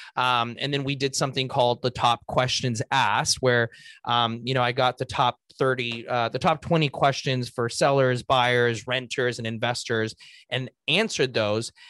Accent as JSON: {"language": "English", "town": "Los Angeles", "region": "California", "country": "United States", "tie": "born or raised there", "said": "I was born and raised in Los Angeles"}